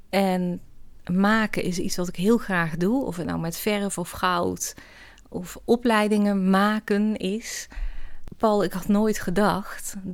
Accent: Oss, North Brabant, Netherlands

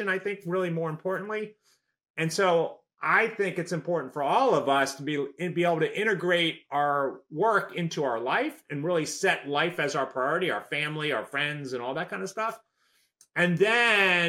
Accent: Tennessee, United States; my home state of Tennessee

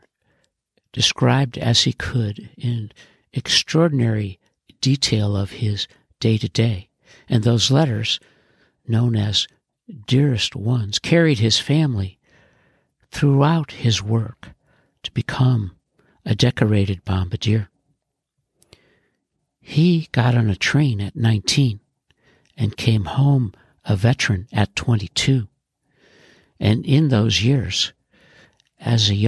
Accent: Chicago, Illinois, United States; also born or lived in Northbrook, Illinois / Rockford, Illinois; Both of us were born at Michael Reese Hospital in Chicago.

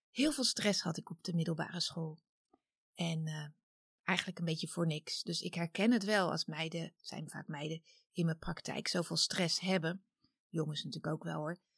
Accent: Wassenaar, South Holland, Netherlands; also born or lived in The Hague; 1973. Ik ben geboren in Den Haag, opgegroeid in Wassenaar.

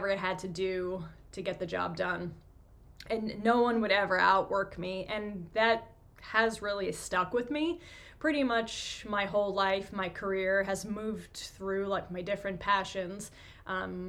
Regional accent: New York City, New York, United States; moved away as an adult; also born or lived in Michigan; But I'm born and raised in Queens, New York. I lived in New York until I was about 28

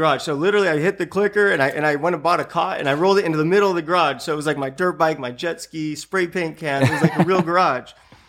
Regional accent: Buena Park, California, United States; I grew up in Buena Park, you know, right.

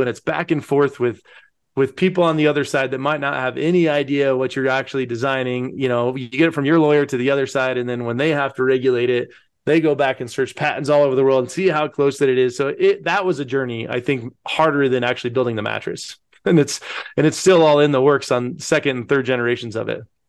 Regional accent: Pueblo, Colorado, United States; we are, uh, born and raised in Pueblo, Colorado, the, uh, most amazing city on earth.

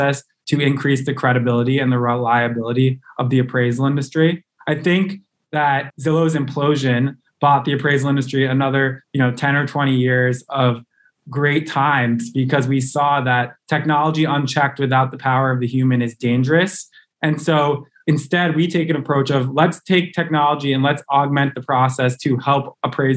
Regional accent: New York area, United States; I was born and raised in the New York area

